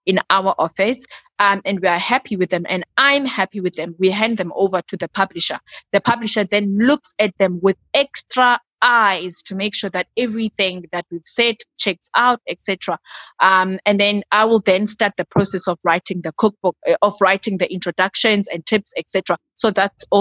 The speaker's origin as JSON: {"language": "English", "country": "South Africa"}